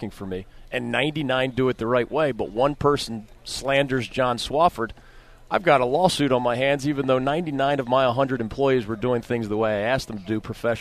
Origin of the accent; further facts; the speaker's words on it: Philadelphia, Pennsylvania, United States; now in North Carolina, United States; I'm originally from Philadelphia, so I understand the northern mentality. But I've lived here for 31 years